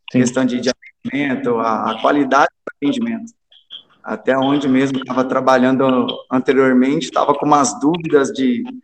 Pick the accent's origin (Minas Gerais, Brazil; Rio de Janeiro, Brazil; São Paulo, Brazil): Minas Gerais, Brazil; Estiva; porém sou natural de Estiva, que é uma cidade menor, próxima aqui de, de Pouso Alegre, dá uns 30 quilômetros.